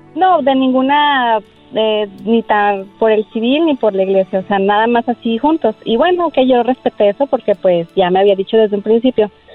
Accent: Aguascalientes, Mexico; moved away; mi tierra, fue en mi tierra en Aguascalientes

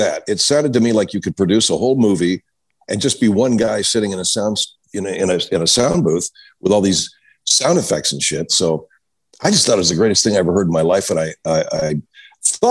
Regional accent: Los Angeles, California, United States; I grew up in Los Angeles

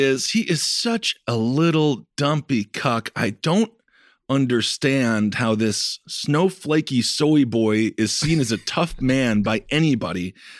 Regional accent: Wisconsin, United States; I'm from Wisconsin

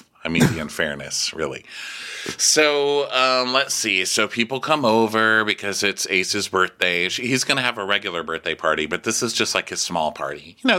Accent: Texas, United States; Yeah. And she gets a gaming truck for the kids to play in, which I thought was funny because, you know, I'm from Texas.

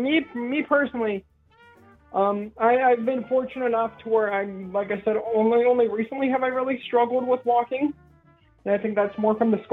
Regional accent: Washington, United States; where I grew up, because I'm from Washington State.

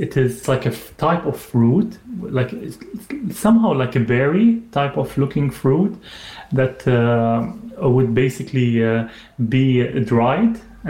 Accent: Saudi Arabia; So I grew up in Saudi Arabia. My parents, they were working there. My dad had his business.

